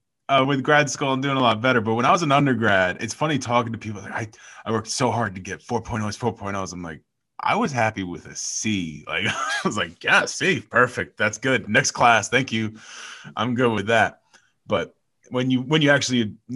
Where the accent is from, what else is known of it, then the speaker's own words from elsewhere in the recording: New York, United States; moved away as an adult; also born or lived in Boston; now in Spokane, United States; I'm from New York and I lived in Boston